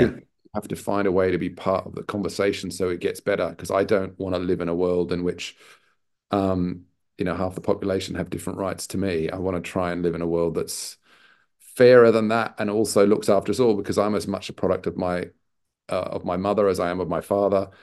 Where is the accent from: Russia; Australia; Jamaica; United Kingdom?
Australia; Sydney, New South Wales; moved away; also born or lived in Newcastle, New South Wales; I'm Australian. Um, I was born in a, a, a mining town north of Sydney, um, also called Newcastle. uh, and, um, brought up in Sydney.